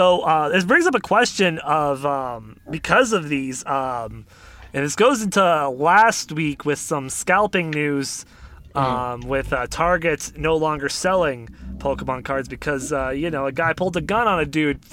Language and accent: English; Canada; I'm a Canadian, so I haven't eaten McDonald's in a long time.